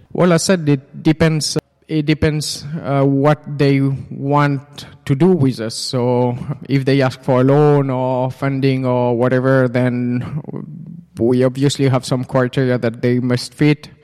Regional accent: Switzerland; moved away as an adult; now in Finland; I'm actually originally from Switzerland. And I came to, to Finland now about two and a half years ago

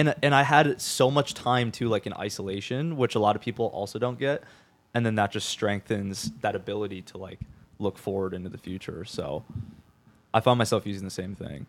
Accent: Minnesota, United States; moved away as an adult; now in Tampa, United States; I'm from, I'm from Minnesota, and I was in, like, the, the cities area

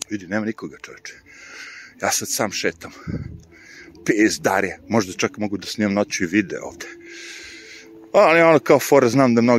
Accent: Smederevo, Podunavlje District, Serbia; moved away as an adult; also born or lived in New York, United States; ja sam ono poreklom Smedreva i odrastao sam ovde. Ovo je moj, kako bi rekao, kraj. Sve znam dosta ulica sam i dalje nakon 25 godina zapamtio

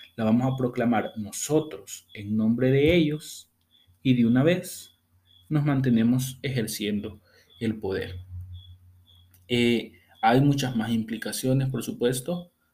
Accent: El Salvador; yo como buen salvadoreño

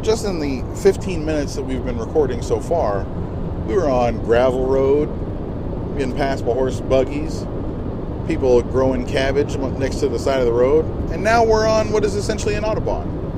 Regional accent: United States; We are from the United States of America

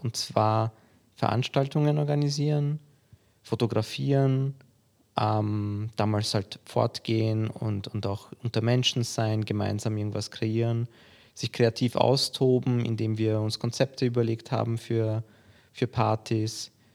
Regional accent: Vienna, Austria; also born or lived in Poland; Ich bin in Polen geboren, bin mit vier Jahren, vier, fünf Jahren nach Wien gezogen und habe hier die Schule besucht

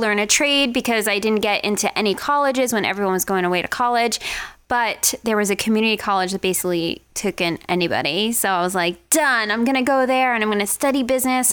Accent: Long Island, New York, United States; moved away as an adult; now in Las Vegas, United States; I'm from Long Island, New York

